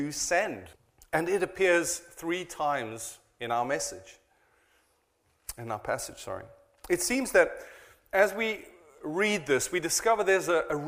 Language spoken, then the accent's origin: English; South Africa; now in Cheltenham, United Kingdom; I am a South African